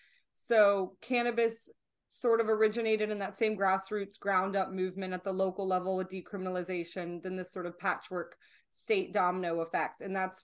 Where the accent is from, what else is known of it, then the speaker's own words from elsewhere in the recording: Bangkok, Thailand; born there; So I was born overseas in Bangkok, Thailand.